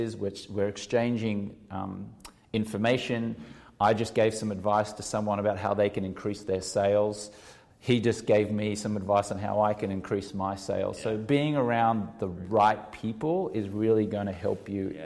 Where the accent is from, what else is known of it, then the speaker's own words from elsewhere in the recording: Australia; now in Los Angeles, United States; even though I'm Australian